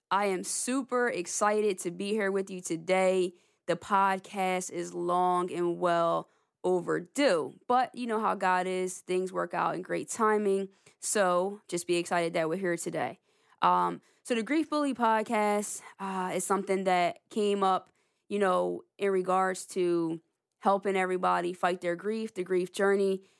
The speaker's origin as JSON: {"language": "English", "town": "Lawnside", "region": "New Jersey", "country": "United States", "said": "I'm from the Lonside, New Jersey area"}